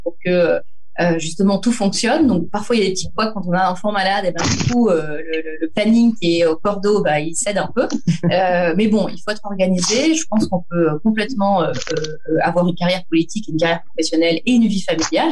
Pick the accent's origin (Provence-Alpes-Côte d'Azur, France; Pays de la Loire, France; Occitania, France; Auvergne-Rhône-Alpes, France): Provence-Alpes-Côte d'Azur, France; Antibes; je suis d'Antibes, c'est la commune dans laquelle je vis, dans laquelle je suis née, j'ai grandi